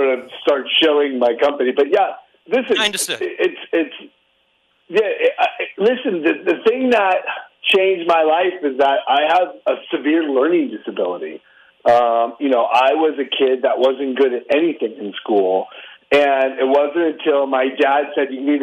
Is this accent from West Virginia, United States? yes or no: no; Orange County, California, United States; also born or lived in Detroit, Michigan; I was a transplant from Detroit, Michigan into Orange County, California